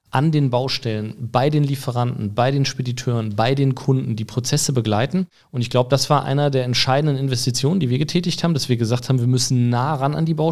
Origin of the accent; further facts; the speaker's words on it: Hesse, Germany; born there; now in Cologne, Germany; Ja, bin ja selber jetzt schon ein paar Jahre in Köln, eigentlich gebürtiger Hesse, aber mhm.